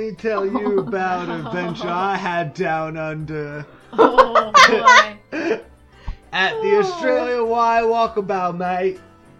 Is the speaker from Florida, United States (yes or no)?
no; New York, United States; I'm not from New Jersey, I'm from New York